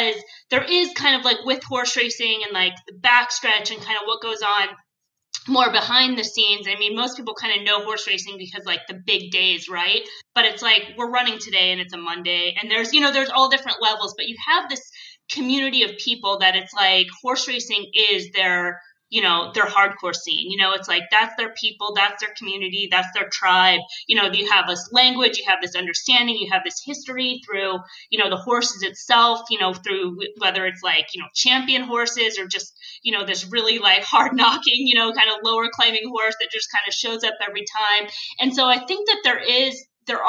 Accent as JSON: {"language": "English", "town": "Sonoma", "region": "California", "country": "United States", "tie": "born or raised there", "also_born_or_lived": "Los Angeles, California", "said": "I was born in LA, but I moved to Sonoma, which is a small town in Northern California at the age of 7. So I kind of grew up in that area"}